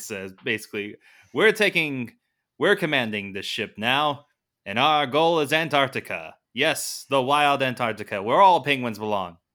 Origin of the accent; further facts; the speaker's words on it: United States; being an American